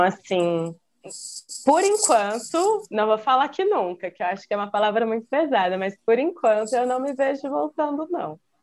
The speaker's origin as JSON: {"language": "Portuguese", "town": "Campinas", "region": "São Paulo", "country": "Brazil", "moved": "yes", "lives_now": "Belo Horizonte, Brazil", "said": "Eu sou de Campinas, São Paulo."}